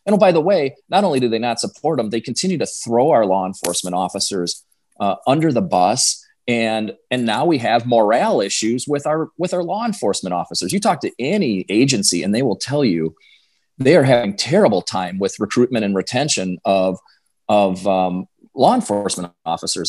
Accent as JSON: {"language": "English", "town": "Clear Lake", "region": "Wisconsin", "country": "United States", "tie": "born or raised there", "said": "I grew up in Western Wisconsin, went to school in a small town called Clear Lake, and lived out in the country"}